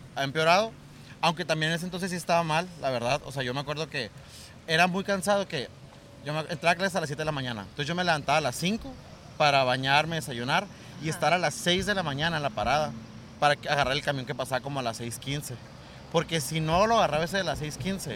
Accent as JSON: {"language": "Spanish", "town": "Nogales", "region": "Sonora", "country": "Mexico", "tie": "born or raised there", "moved": "as an adult", "lives_now": "Hermosillo, Mexico", "said": "yo soy de Sonora. Ahí viví pues hasta los 18 años"}